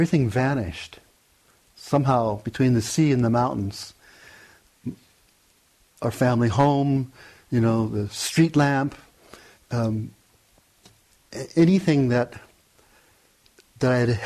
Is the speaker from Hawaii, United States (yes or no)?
yes; Hawaii, United States; I grew up, born and raised in Hawaii